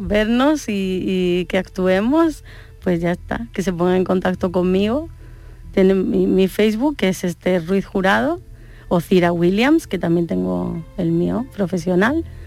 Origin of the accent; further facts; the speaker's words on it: Málaga, Andalusia, Spain; also born or lived in Córdoba; soy de Córdoba, pero me vine con cinco años a Málaga y viví en el palo con mis abuelos